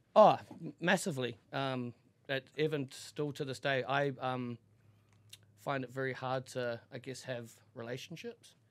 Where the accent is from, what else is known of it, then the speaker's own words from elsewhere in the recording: Auckland, New Zealand; I grew up in a, the biggest town in New Zealand, Auckland